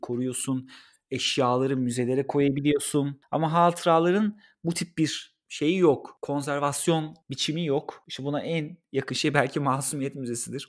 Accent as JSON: {"language": "Turkish", "region": "Ankara", "country": "Turkey", "tie": "born or raised there", "said": "benim doğduğum ev Kızılay'da"}